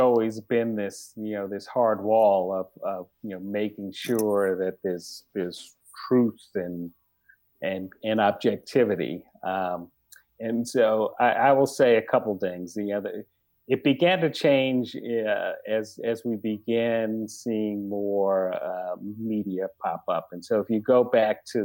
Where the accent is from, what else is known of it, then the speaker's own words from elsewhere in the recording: New York City, New York, United States; growing up in Bed-Stuy, there were only a couple stores